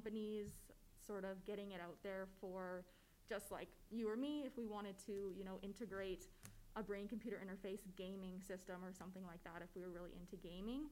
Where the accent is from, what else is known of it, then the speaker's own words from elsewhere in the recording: Calgary, Alberta, Canada; So I am born and raised in Calgary. I've lived here my whole life